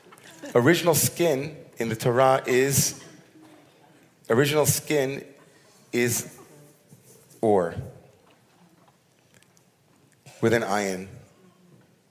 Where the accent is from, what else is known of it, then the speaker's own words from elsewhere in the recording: United States; all of us as American Jews